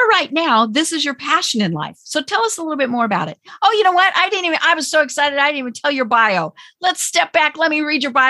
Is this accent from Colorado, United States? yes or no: yes; Colorado, United States; moved away as an adult; now in Atlanta, United States; we live in Atlanta, but we are from Colorado.